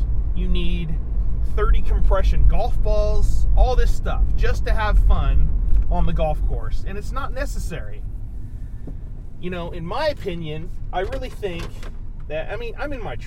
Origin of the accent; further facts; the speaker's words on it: Sacramento, California, United States; I came from the Sacramento area where, there was golf to be played in Sacramento